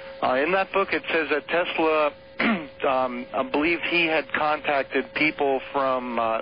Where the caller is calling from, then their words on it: San Jose, California, United States; I'm calling from San Jose, California.